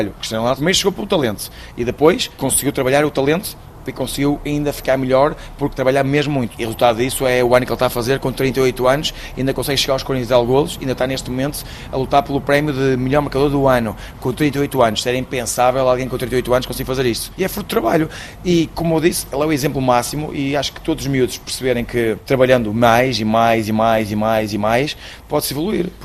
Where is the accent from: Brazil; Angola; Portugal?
Angola; abrir o Boost Campus Academy em Luanda, porque sou angolano, Lusitano, morei lá oito anos, tenho um carinho especial daquele povo